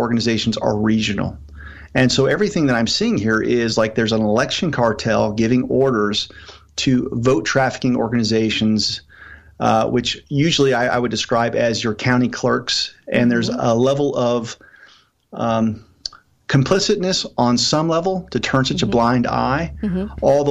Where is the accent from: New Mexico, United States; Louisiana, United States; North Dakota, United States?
New Mexico, United States; my home state